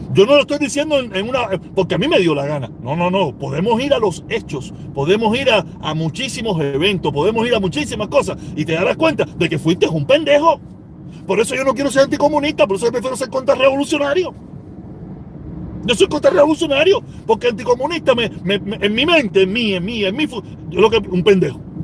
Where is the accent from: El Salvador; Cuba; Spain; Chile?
Cuba; moved away as an adult; now in United States; Yo me fui con visa desde Cuba